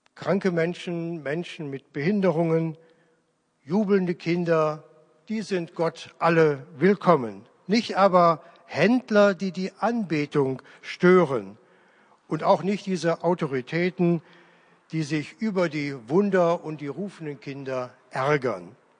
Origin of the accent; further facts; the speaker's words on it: Leverkusen, North Rhine-Westphalia, Germany; moved away; in meiner alten Heimatgemeinde in Leverkusen-Opladen